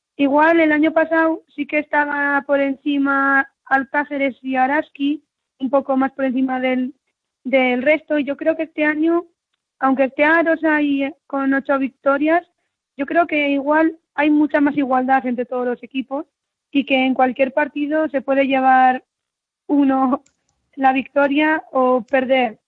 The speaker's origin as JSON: {"language": "Spanish", "town": "Arizala", "region": "Navarre", "country": "Spain", "said": "yo soy de, de Arizala, ¿no? Mi padre es de Arizala"}